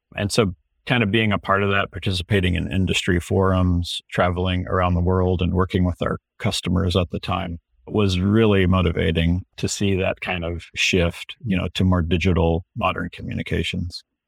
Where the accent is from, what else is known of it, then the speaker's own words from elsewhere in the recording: Houston, Texas, United States; now in Seattle, United States; when I was growing up in Houston